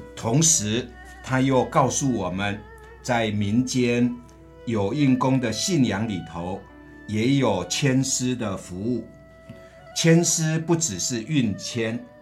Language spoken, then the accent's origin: Chinese; Changhua County, Taiwan; moved away; 我的老家在彰化